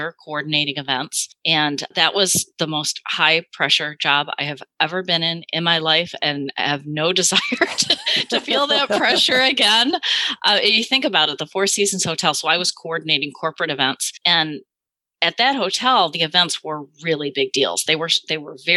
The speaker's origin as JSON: {"language": "English", "town": "Chicago", "region": "Illinois", "country": "United States", "also_born_or_lived": "Madison, Wisconsin", "said": "I'm from the Midwest. I'm from the Chicago area"}